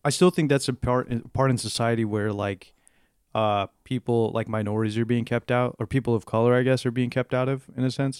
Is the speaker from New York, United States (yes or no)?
no; South Texas, United States; moved away; being a Hispanic person, growing up in South Texas